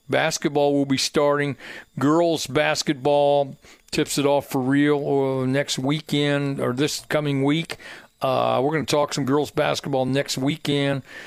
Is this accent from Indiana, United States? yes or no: yes; Plainfield, Indiana, United States; I grew up in Plainfield